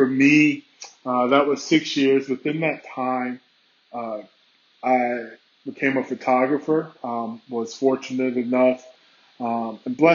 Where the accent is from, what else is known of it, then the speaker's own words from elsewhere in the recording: South Carolina, United States; moved away as an adult; also born or lived in Indiana / Colorado; now in New York, United States; I'm from South Carolina originally